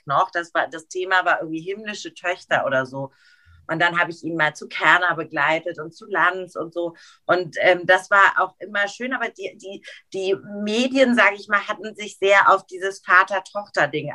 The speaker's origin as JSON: {"language": "German", "region": "Hamburg", "country": "Germany", "tie": "born or raised there", "moved": "as an adult", "lives_now": "Frankfurt, Germany", "said": "meine Heimatstadt Hamburg"}